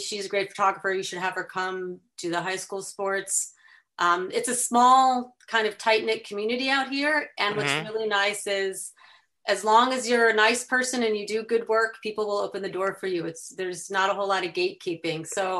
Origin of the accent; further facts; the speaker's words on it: Chicago, Illinois, United States; accent: Chicago; also born or lived in Washington, D.C.; So I was born in the DC area, but spent most of my growing up outside Chicago.